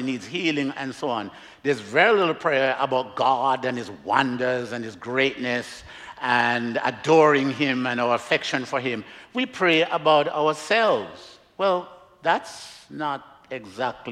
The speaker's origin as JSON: {"language": "English", "country": "Jamaica", "moved": "yes", "lives_now": "Miami, United States", "said": "I'm from Jamaica, originally. I live in Miami"}